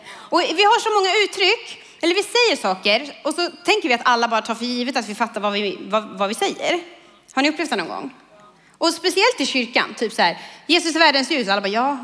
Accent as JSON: {"language": "Swedish", "town": "Kumla", "region": "Örebro County", "country": "Sweden", "said": "jag kommer från Kumla"}